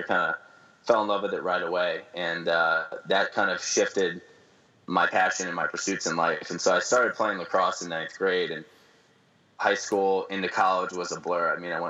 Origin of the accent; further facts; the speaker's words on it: Fort Lauderdale, Florida, United States; moved away as an adult; now in Lexington, United States; born and raised in South Florida, Fort Lauderdale, Florida, which is a great place to grow up. So I spent a lot of time on the beach and enjoyed life down there.